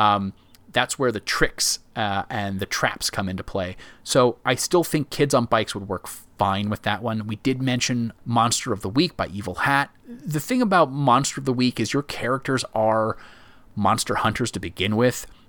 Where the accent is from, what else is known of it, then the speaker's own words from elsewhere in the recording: Myrtle Beach, South Carolina, United States; I grew up in Myrtle Beach, South Carolina.